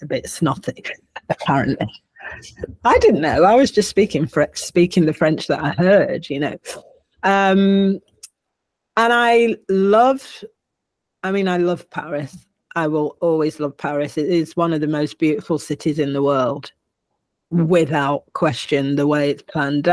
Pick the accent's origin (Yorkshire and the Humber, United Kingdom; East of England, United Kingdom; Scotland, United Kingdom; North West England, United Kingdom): North West England, United Kingdom; Manchester; I am a Manc, and I am proud of that. I am a Northerner, working class, made good, you know, put it how you will, but I will always be a Manc, and I will always be English